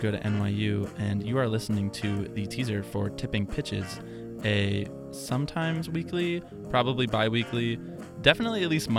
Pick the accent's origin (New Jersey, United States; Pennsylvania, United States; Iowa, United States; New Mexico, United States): Pennsylvania, United States; Philadelphia; moved away as an adult; now in New York, United States; I'm from Philadelphia, Pennsylvania, but never really wasn't born in Philadelphia